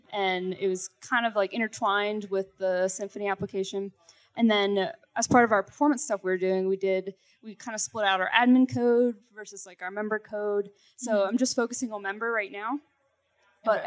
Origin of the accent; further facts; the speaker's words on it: Pittsburgh, Pennsylvania, United States; I'm from Pittsburgh, Pennsylvania